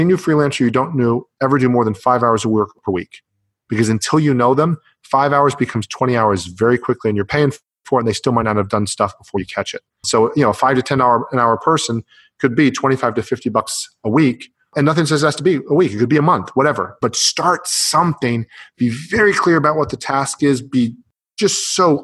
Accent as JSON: {"language": "English", "country": "Canada", "moved": "yes", "lives_now": "United States", "said": "I'm from the US, I live in the US, or actually I'm from Canada"}